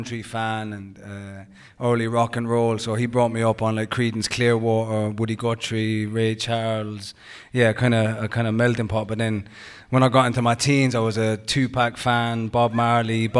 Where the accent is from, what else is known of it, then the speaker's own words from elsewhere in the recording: New Ross, County Wexford, Ireland; I'm from New Ross